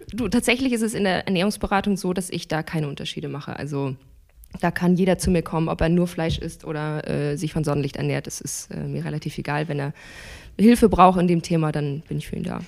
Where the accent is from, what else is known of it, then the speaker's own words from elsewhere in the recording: Hamburg, Germany; ich komme aus Hamburg, bin 30 Jahre alt